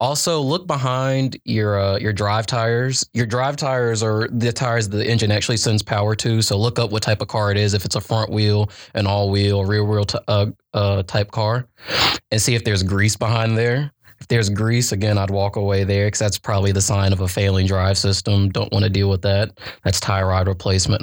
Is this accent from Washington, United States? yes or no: no; Gastonia, North Carolina, United States; I come from Gastonia. It's not like an upper metropolitan place